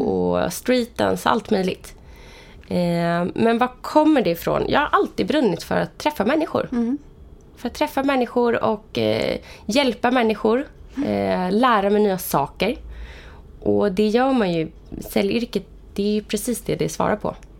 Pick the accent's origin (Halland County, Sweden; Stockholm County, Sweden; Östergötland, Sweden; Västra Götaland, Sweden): Stockholm County, Sweden; Vallentuna; Jag kommer från uppväxt i Vallentuna